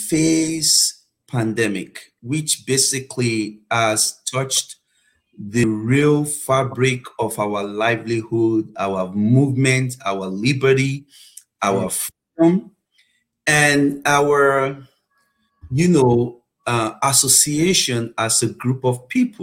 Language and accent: English; Nigeria; moved away as an adult; also born or lived in United Kingdom; now in Oklahoma, United States; I was born in Nigeria, and I had my elementary school in Nigeria, and I had my high school in Nigeria as well